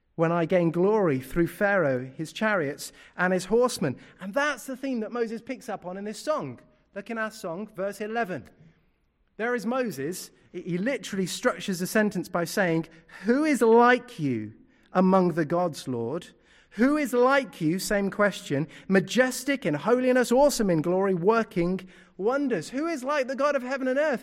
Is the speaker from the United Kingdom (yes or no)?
yes; United Kingdom; I'm British through and through